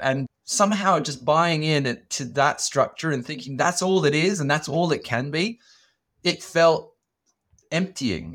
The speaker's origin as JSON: {"language": "English", "town": "Sydney", "region": "New South Wales", "country": "Australia", "tie": "born or raised there", "said": "I grew up in Sydney, in Australia, and we were migrants"}